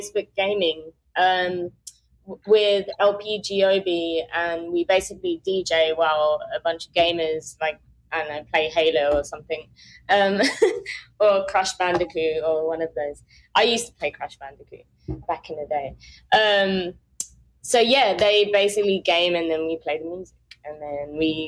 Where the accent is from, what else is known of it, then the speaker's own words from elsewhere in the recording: Croydon, London, United Kingdom; accent: Croydon; moved away as an adult; now in New York, United States; I'm from London. I'm proper London. I'm from South London. I'm from a place called Croydon